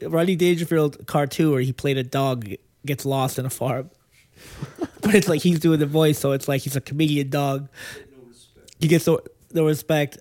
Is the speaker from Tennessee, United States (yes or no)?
no; Lynn, Massachusetts, United States; moved away as an adult; now in Los Angeles, United States; I grew up in Lynn